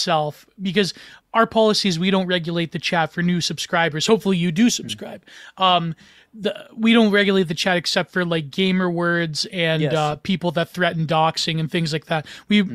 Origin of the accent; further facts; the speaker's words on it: Canada; I'm Canadian